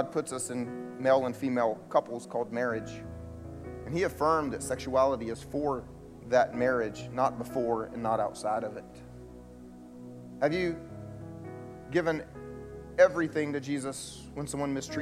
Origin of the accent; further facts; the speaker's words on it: the South, United States; I grew up here in the South going to church.